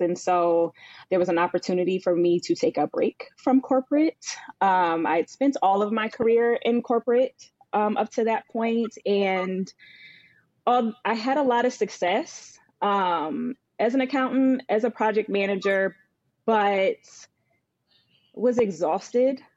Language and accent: English; Northern Virginia, United States; moved away as an adult; also born or lived in Charlotte, North Carolina / New York; now in New Jersey, United States; I grew up in Virginia, Northern Virginia, um, I now am based out of New Jersey